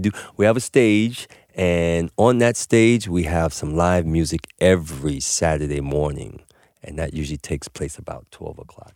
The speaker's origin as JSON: {"language": "English", "town": "New York City", "region": "New York", "country": "United States", "tie": "born or raised there", "said": "growing up in New York City in the seventies and eighties"}